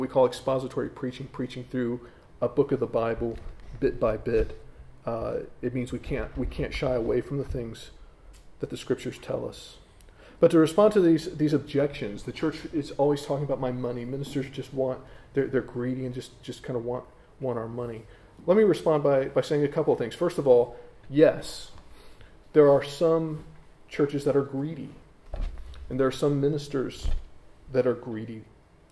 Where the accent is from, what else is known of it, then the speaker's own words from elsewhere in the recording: United States; moved away as an adult; now in England; I know I'm an American talking to English people, and I'm half American because I've got my British citizenship now